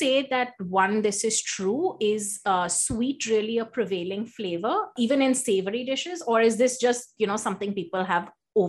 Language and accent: English; Mumbai, Maharashtra, India; Growing up in Mumbai